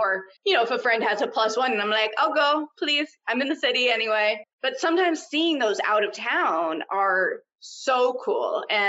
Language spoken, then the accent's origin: English; New York, United States; I grew up in New York